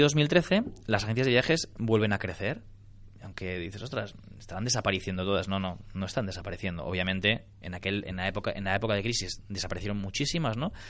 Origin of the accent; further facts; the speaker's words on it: Barcelona, Catalonia, Spain; yo soy de Barcelona